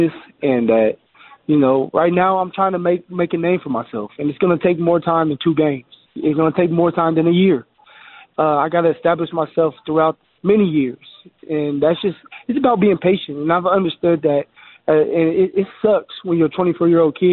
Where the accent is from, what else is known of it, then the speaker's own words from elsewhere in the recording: Colorado, United States; here at my home state